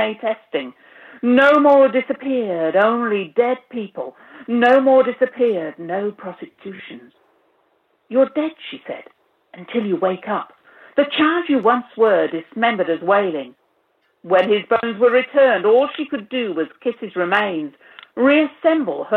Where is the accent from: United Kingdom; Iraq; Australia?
United Kingdom; moved away as an adult; also born or lived in Lithuania (grandparents); I'm a migrant myself because I was born in Britain, and I mean, I lived in Britain until 25 years ago